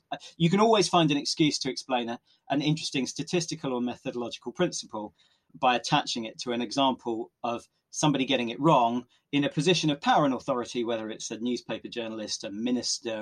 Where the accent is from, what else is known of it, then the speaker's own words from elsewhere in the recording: Oxford, South East England, United Kingdom; growing up in Oxford, where I still live and work